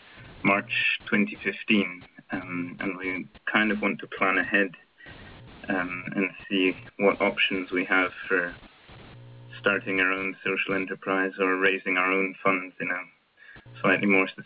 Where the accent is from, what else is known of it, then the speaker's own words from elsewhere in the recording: Nova Scotia, Canada; moved away as an adult; also born or lived in Scotland; now in St Andrews, United Kingdom; I'm originally from Nova Scotia, but at the moment I'm in Scotland, and I'm calling in on behalf of Transition University of St. Andrews, which is my university